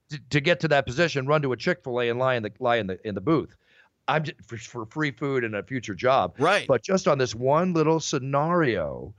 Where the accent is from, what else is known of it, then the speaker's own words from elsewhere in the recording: Malibu, California, United States; growing up in Malibu since 1972